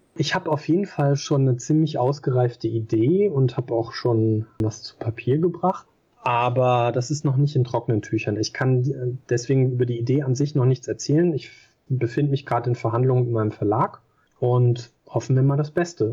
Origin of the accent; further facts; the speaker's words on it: Germany; ich bin hier halt zu Hause, ich bin Deutscher